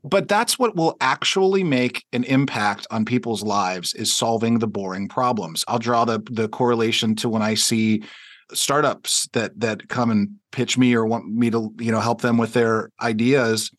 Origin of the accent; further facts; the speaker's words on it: Pittsburgh, Pennsylvania, United States; we're both from Pittsburgh